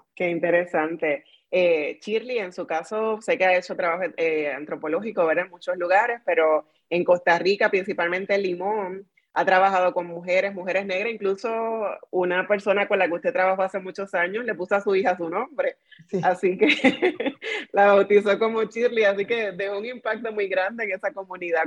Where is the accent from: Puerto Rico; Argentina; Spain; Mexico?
Puerto Rico; como decimos en Puerto Rico